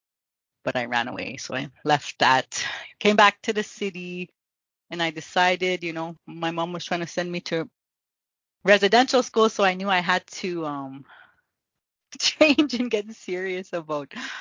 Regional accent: Maskwacis, Alberta, Canada; I grew up on a reserve called Musquechese in the middle of Alberta

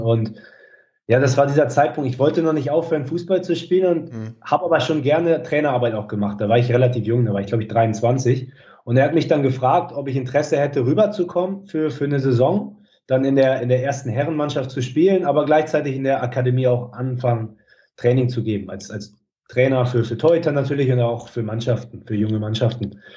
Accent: Schüttorf, Lower Saxony, Germany; moved away as an adult; also born or lived in United States / New Zealand / England / Netherlands; now in Mönchengladbach, Germany; ich komme aus, aus Schüttorf in, in Niedersachsen im Norden

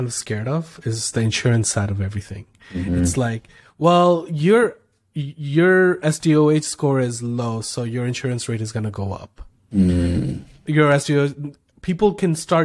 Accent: Canada; I'm from Canada

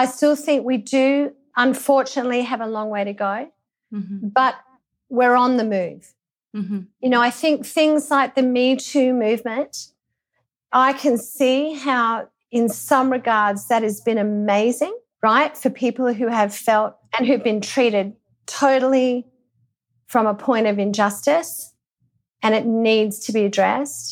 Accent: Australia; growing up in Australia

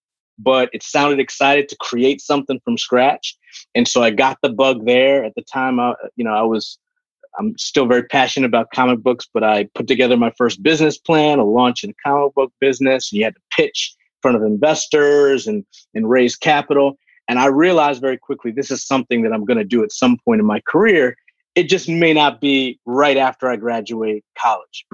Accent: New Rochelle, New York, United States; also born or lived in Bronx, New York; I was born in the Bronx, grew up in Westchester County in a city called New Rochelle, New Rock City

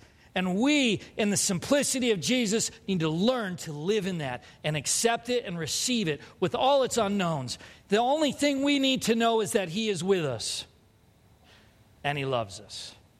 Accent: California, United States; now in Minnesota, United States; I'm not a Californian anymore. I might visit, but I'm a Minnesotan now.

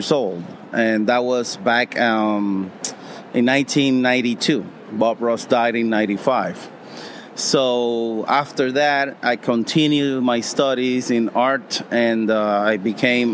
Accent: Puerto Rico; I am an artist from Puerto Rico, yes. I teach classes in Puerto Rico

